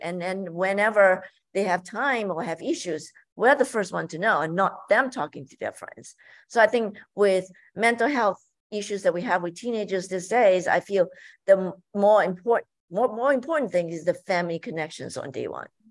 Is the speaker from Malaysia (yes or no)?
yes; Malaysia; moved away; growing up in Malaysia, my mom would make us every Sunday, you know, cook together as a family